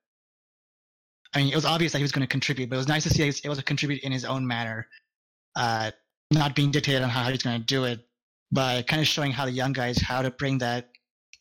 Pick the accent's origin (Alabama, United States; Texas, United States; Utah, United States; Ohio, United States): Texas, United States; San Antonio; I'm from San Antonio